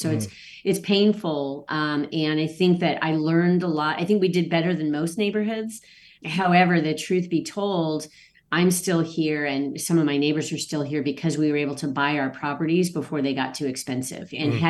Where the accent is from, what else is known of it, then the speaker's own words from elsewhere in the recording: Okinawa, Japan; born there; I was born on Okinawa